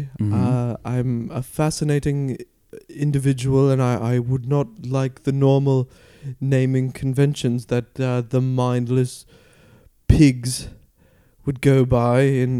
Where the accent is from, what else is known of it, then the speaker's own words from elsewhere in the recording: Manchester, North West England, United Kingdom; I haven't gone by that since I was a youth, and growing up in Manchester